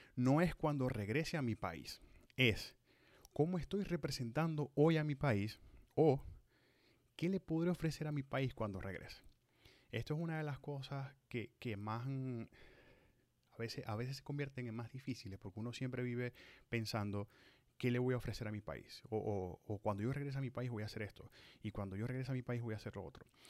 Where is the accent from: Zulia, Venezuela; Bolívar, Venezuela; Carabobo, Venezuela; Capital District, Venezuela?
Zulia, Venezuela; Maracaibo; moved away as an adult; cumplo 10 años de haber salido de Maracaibo, de haber salido de Venezuela, de mi tierra natal